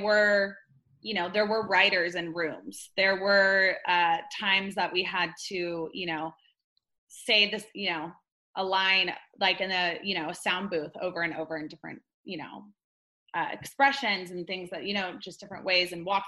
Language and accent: English; Laguna Beach, California, United States; also born or lived in Los Angeles / Corona del Mar / Costa Mesa; Born and raised in Laguna Beach